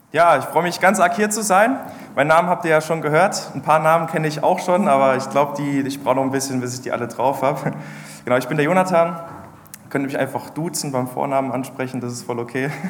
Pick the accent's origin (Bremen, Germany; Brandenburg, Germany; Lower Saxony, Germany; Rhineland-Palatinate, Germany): Rhineland-Palatinate, Germany; Ludwigshafen; moved away; ursprünglich komme ich aus der Pfalz